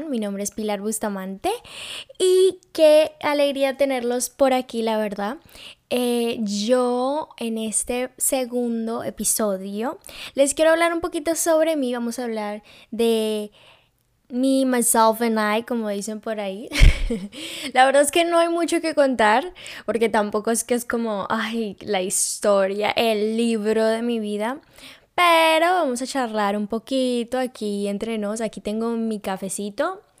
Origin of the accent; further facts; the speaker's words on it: Cartagena, Bolívar, Colombia; born there; yo soy colombiana. Yo nací en Cartagena.